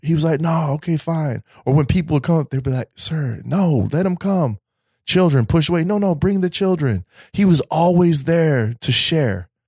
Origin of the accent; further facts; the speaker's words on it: Colorado, United States; now in East Coast, United States; I'm from Colorado.